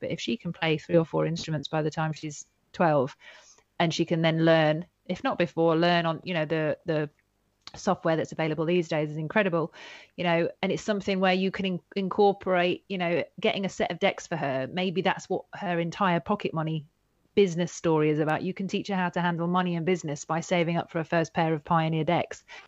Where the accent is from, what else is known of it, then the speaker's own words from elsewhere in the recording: Yorkshire and the Humber, United Kingdom; also born or lived in Devon; when I got to the north of England